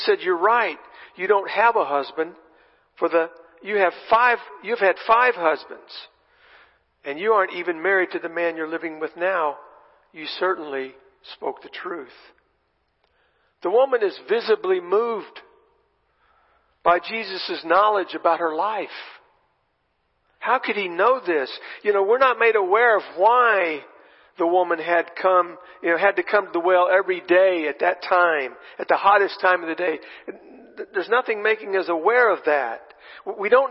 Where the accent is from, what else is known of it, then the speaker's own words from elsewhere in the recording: Texas, United States; I'm from Texas